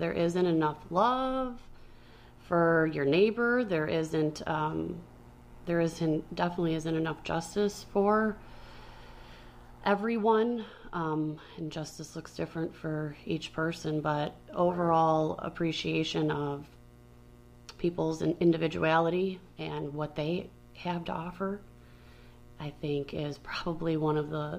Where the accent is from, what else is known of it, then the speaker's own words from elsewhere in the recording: Chicago, Illinois, United States; now in Aurora, United States; Like, we are transplanted from Chicago. We have Chicago roots and all that. But, like, I have really taken Aurora as, like, this is where we are.